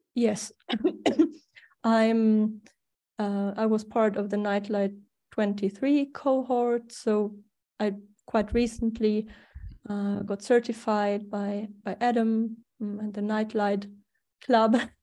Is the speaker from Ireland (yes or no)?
no; Germany; accent: German; English is a second language; also born or lived in Sweden; now in Spain; I was born in Germany, so that's the funny accent I cannot get rid